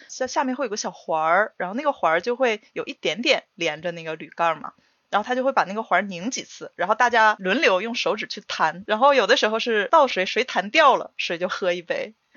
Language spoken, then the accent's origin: Chinese; Northeast China, China; moved away as an adult; now in Japan; 我是东北人嘛，就嗯。东北那边喝酒是很，挺狠的